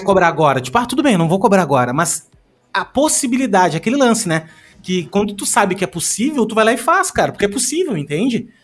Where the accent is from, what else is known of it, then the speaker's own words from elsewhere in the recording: Rio Grande do Sul, Brazil; eu sou do Rio Grande do Sul